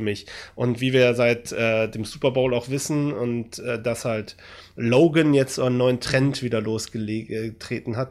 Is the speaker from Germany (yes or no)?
yes; Germany; wir Deutschen